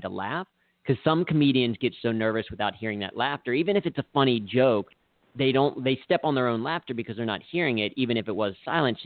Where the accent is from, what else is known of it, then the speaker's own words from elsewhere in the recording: Cincinnati, Ohio, United States; I grew up in Cincinnati